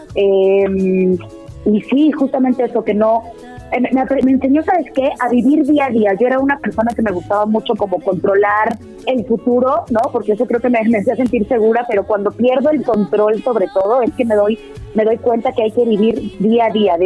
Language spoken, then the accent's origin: Spanish; Puebla, Mexico; moved away; also born or lived in United States; Puebla de donde yo soy